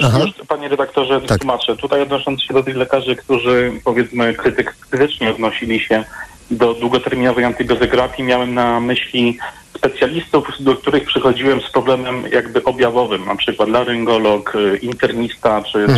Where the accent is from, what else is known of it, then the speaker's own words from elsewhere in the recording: Katowice, Silesian Voivodeship, Poland; jestem z Katowic